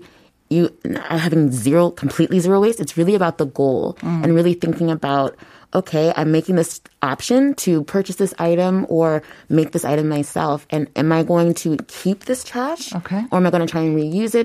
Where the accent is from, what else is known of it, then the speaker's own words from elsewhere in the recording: United States; moved away as an adult; also born or lived in Bundang, South Korea / Yongsan, South Korea; now in Seoul, South Korea; I'm from the United States.